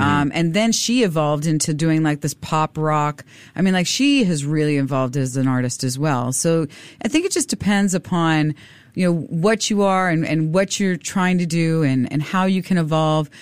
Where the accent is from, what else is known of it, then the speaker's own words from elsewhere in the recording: Miami, Florida, United States; also born or lived in South Korea / Europe; now in Singapore; I'm from Miami